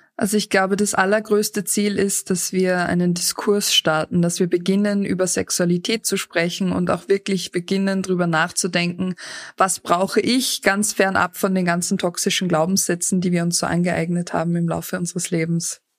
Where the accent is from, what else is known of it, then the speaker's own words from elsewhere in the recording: Austria; bei uns in Österreich